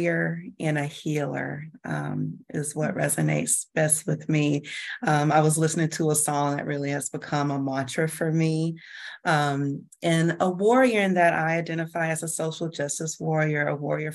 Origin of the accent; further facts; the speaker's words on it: Georgia, United States; I was born and raised in Georgia